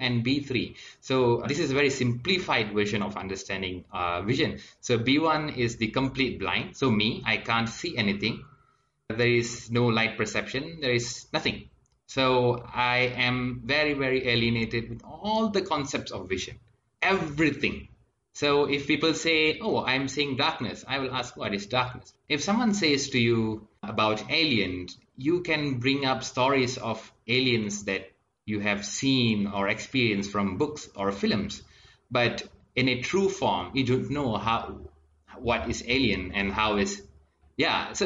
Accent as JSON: {"language": "English", "town": "Ipoh", "region": "Perak", "country": "Malaysia", "said": "I'm from Ipoh, Perak, Malaysia."}